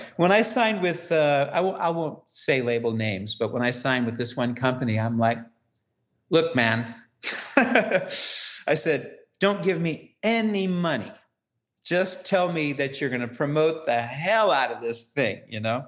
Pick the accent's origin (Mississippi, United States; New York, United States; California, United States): California, United States; Ukiah; moved away as an adult; I'm from Ukiah, California